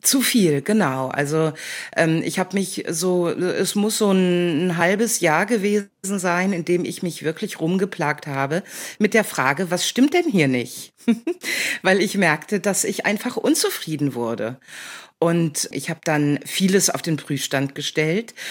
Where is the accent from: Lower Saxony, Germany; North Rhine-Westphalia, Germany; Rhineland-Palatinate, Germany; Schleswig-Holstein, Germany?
North Rhine-Westphalia, Germany; also born or lived in Hamburg; now in Jabel, Germany; aufgewachsen in Ostwestfalen, in einer kleinen Ortschaft